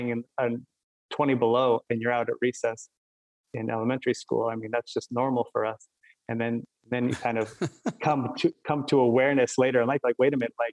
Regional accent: Fairbanks, Alaska, United States; now in Asbury Park, United States; growing up in Alaska

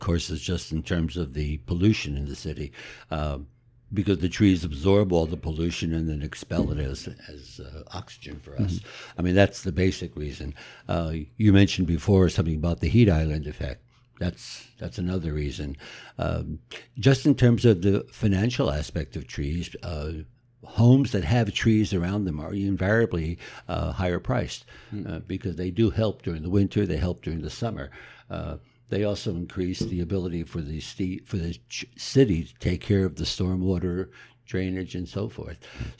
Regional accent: Passaic, New Jersey, United States; also born or lived in Wilkes-Barre, Pennsylvania; Well, born in actually Wilkes-Barre and got here when I was 6 months old. And all my family lived in Passaic for the most part.

